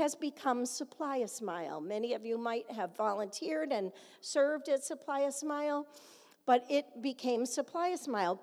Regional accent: Canandaigua, New York, United States; my hometown

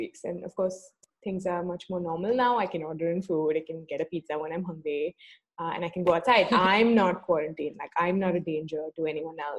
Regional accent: Mumbai, Maharashtra, India; also born or lived in Toronto; I, on the other hand, am from Mumbai, and I was also born and raised in Mumbai

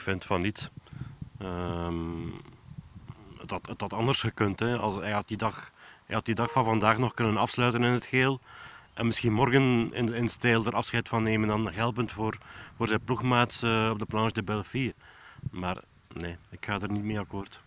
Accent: Belgium; als Belg

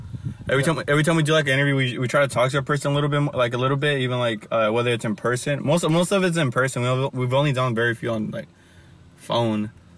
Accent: Los Angeles, California, United States; I'm from South Central

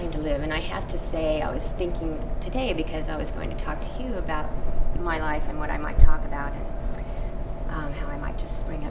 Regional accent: Warner Robins, Georgia, United States; born there; Warner Robins, Georgia, on an Air Force base.

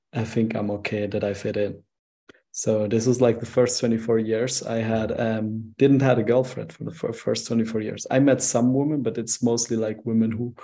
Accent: Switzerland; I'm from Switzerland, and the thing is, I'm a Turkish guy

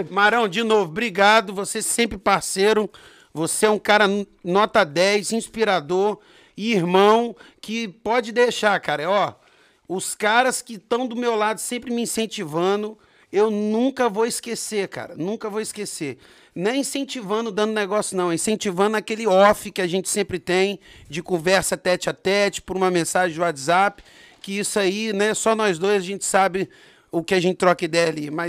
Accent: Brasília, Federal District, Brazil; born there; Eu sou nascido em Brasília, né? Distrito Federal, Asa Sul, no São Lucas

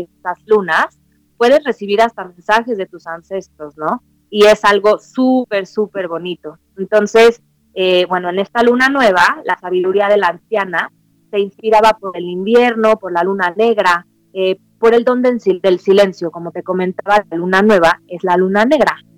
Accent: Mexico; soy mexicana, soy nacida aquí en México

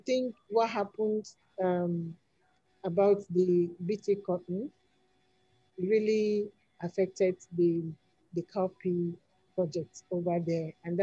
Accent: Nigeria

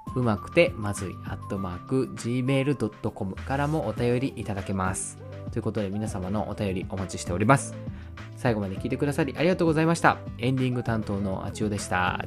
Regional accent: Hiroshima, Japan; accent: Hiroshima dialect; moved away; also born or lived in Tokyo; 広島弁別にダサいとは思わんけどやっぱこう東京ではなんか話してなかった

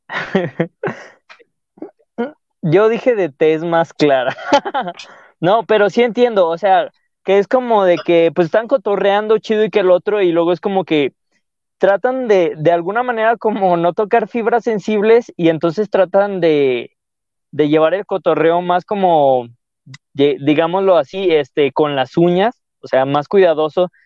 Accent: León, Guanajuato, Mexico; siento que yo no hablo tan, tan de león

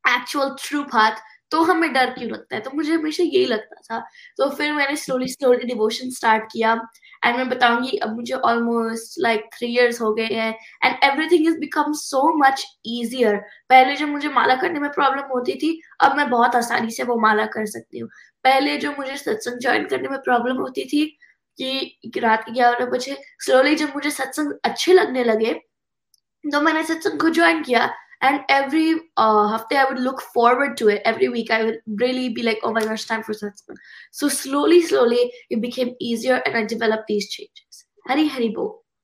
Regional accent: United States; Hindi is a second language; also born or lived in India; I was born in India yes पर मैं US में at the age of one and half I move here and तो मैं यहाँ पे इंग्लिश सीखी

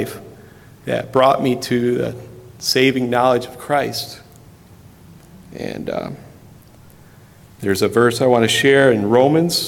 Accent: Richland, United States; when I was growing up in the Presbyterian Church in Richland.

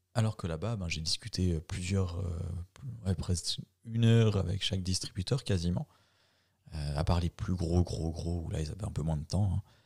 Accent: Bulle, Fribourg, Switzerland; nous, euh, pauvres Bullois

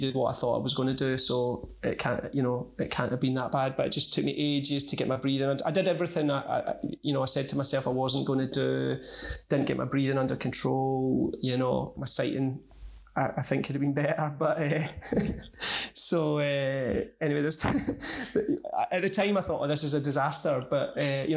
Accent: Motherwell, Scotland, United Kingdom; moved away as an adult; now in Glasgow, United Kingdom; I grew up in Motherwell, but I've lived in Glasgow for about the last 4 years

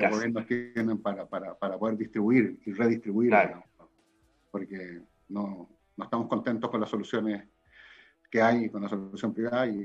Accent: Chile; yo podría defenderme diciendo, bueno, yo soy de regiones, soy del Tau.

